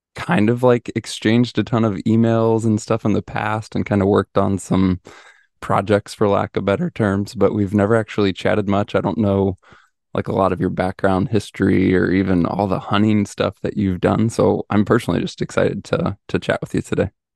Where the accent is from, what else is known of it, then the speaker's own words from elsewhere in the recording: Midwest, United States; moved away; I was from the Midwest.